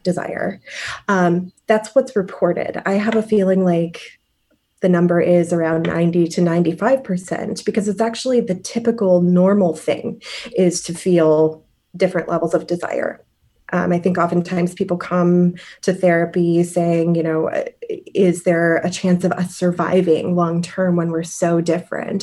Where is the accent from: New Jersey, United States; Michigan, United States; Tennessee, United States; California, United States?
Michigan, United States; moved away as an adult; also born or lived in Cleveland / San Francisco / New York / Rome; now in Chicago, United States; I'm originally from Michigan